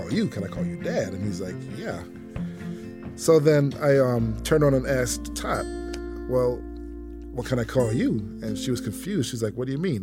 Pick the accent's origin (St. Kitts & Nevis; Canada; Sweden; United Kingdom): St. Kitts & Nevis; now in Atlanta, United States; I grew up in the West Indian country of St. Kitts